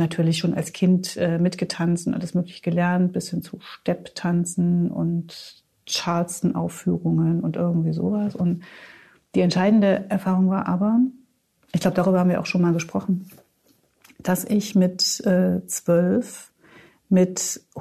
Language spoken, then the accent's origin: German; Gotha, Thuringia, Germany; Ich bin in Gotha aufgewachsen, in Thüringen, also da auch.